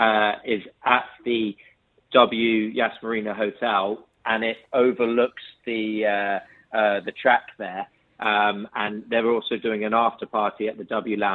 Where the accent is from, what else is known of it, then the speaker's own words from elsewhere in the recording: United Kingdom; my county in the UK